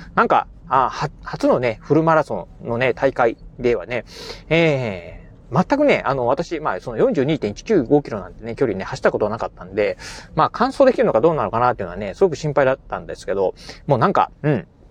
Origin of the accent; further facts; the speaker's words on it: Kochi, Japan; 自分の、あのー、まあ、生まれ故郷のね、ふるさと、まあ、高知